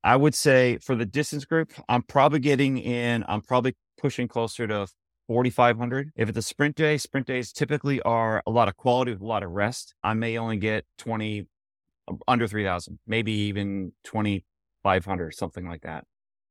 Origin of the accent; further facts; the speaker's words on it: Florida, United States; I grew up in South Florida. I was on a club called Plantation Swim Team.